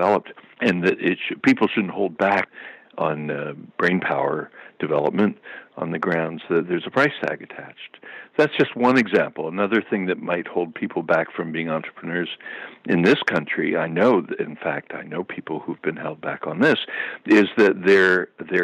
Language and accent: English; United States; as an American, as a U.S. person